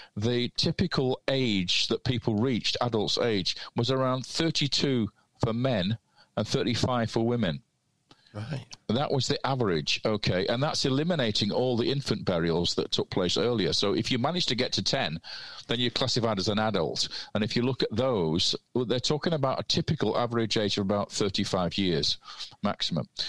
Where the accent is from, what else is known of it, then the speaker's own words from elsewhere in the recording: Manchester, North West England, United Kingdom; I'm Mancunian